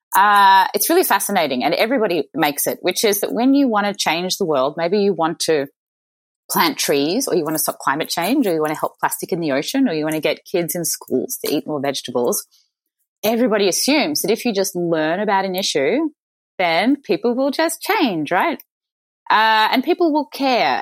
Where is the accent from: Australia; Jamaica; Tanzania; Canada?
Australia; Mornington Peninsula, Victoria; also born or lived in Chicago; I was born in Chicago, but I moved to Australia to Australian parents as a baby. So I'm a dual American Australian uh, citizen. But I grew up in a lovely part of Australia called the Mornington Peninsula